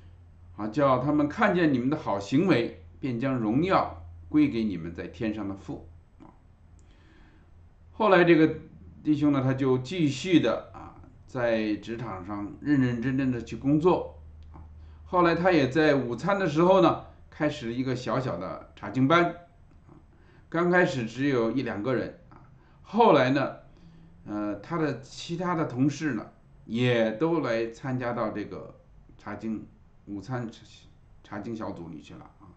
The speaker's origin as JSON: {"language": "Chinese", "country": "China", "said": "我们中国人呢，最怕搞关系啊，我们常常都喜欢这个单打独斗"}